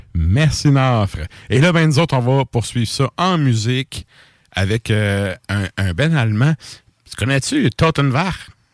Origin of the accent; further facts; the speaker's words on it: Bas-Saint-Laurent, Quebec, Canada; je viens du bas du fleuve